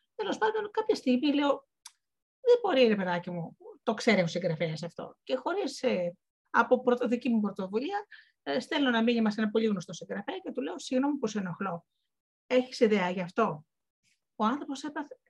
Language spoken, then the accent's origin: Greek; Missolonghi, Western Greece, Greece; moved away; εγώ γεννήθηκα και είπα στο, και μεγάλωσα στο Μεσολόγιο